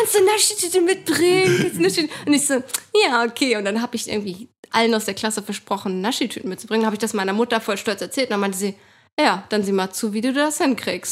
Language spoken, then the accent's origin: German; Lübeck, Schleswig-Holstein, Germany; in einem ja, Stadtteil von Lübeck halt, wo ich immer noch wohne, wo ich aufgewachsen bin